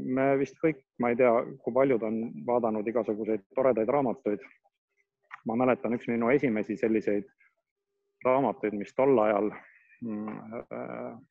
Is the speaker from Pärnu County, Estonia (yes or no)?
yes; Pärnu, Pärnu County, Estonia; ma olen pärnakas